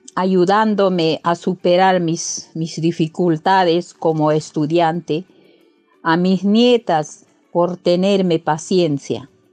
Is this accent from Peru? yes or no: yes; Peru; moved away as an adult; also born or lived in Lima; Actualmente yo me encuentro en mi tierra